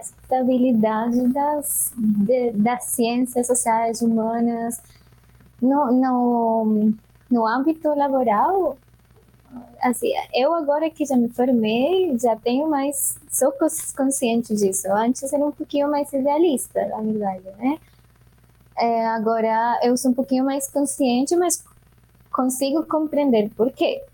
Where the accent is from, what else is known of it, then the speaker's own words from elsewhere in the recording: Bogotá, Colombia; Portuguese is a second language; moved away as an adult; now in Brazil; Eu venho da Colômbia e mais especificamente da Bogotá, de Bogotá. Eu nasci na Cordilheira Oriental da, dos Andes, que é onde fica o altiplano né, da, de Bogotá